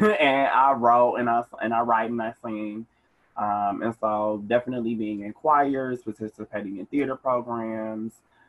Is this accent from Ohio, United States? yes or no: no; Milwaukee, Wisconsin, United States; Yeah, I'm from Milwaukee. I've been a resident of Summer Park for 15-ish years.